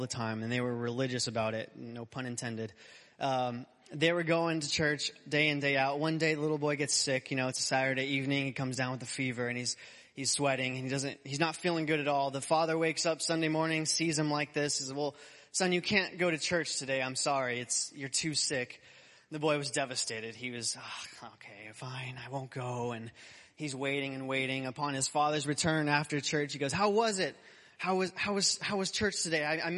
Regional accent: Arizona, United States; moved away; I'm from Arizona. I grew up, born and raised there.

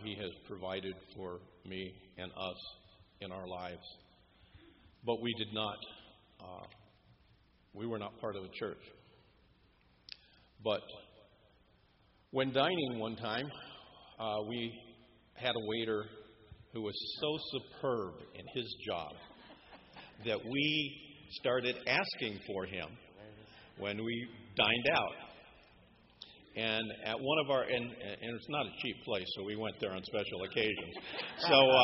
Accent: Southern California, United States; born or raised there

